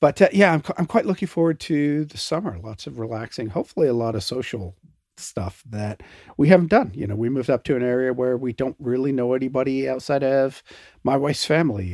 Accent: Canada; me being a Canadian

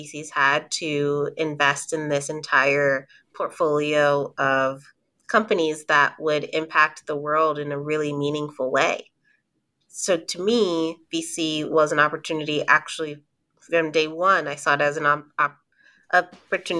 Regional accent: San Diego, California, United States; moved away; also born or lived in Oakland / Denver / West Virginia; I'm originally from San Diego, born and raised. So Cali girl through and through

